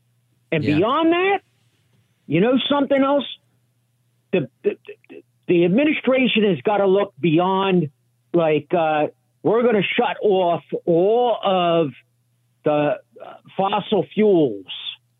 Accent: United States; I served a little bit with the Army National Guard, being a veteran, being born and raised here in this country

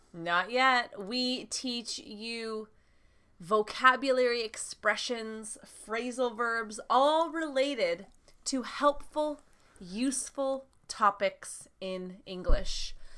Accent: United States; I am from the United States

